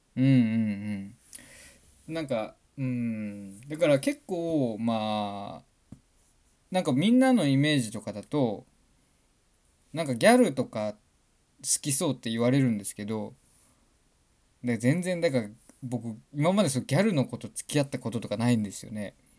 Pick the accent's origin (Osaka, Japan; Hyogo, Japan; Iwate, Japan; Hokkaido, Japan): Hokkaido, Japan; Kitahiroshima; 僕はね、北、隣の北広島市出身